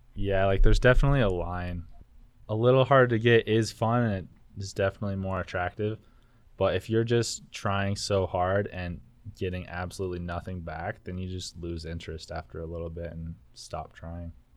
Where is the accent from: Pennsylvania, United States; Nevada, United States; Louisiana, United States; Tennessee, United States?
Nevada, United States; Elko; moved away as an adult; I'm from Elko as well